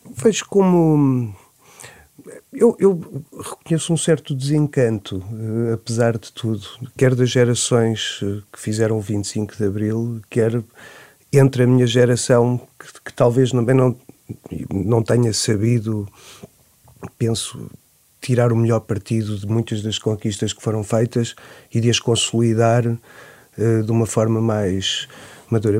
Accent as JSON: {"language": "Portuguese", "town": "Nazaré", "region": "Centro", "country": "Portugal", "tie": "born or raised there", "said": "Eu nasci na Nazaré, em 74, em junho"}